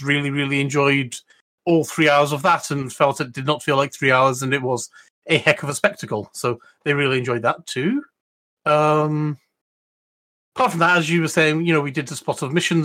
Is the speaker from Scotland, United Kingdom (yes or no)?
yes; Scotland, United Kingdom; being Scottish